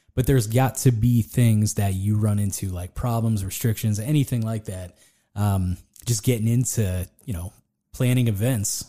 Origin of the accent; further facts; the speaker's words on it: Latrobe, Pennsylvania, United States; I'm from Latrobe. I was born there